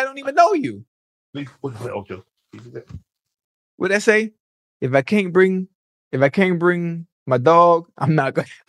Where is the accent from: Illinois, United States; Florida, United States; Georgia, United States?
Florida, United States; Miami; moved away; I'm born from Miami, born and raised Liberty City, Dade County